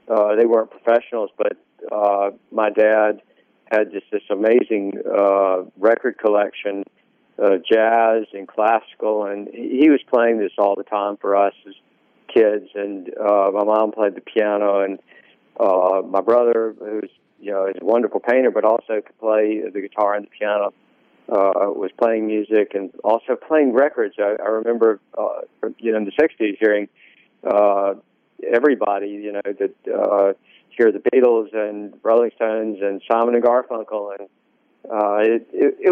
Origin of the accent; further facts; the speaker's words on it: Greenville, Mississippi, United States; now in Oxford, United States; I was born in Greenville